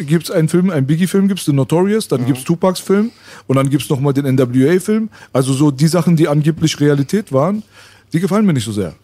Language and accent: German; Berlin, Germany; Jetzt kommen wir aus Kreuzberg oder Schöneberg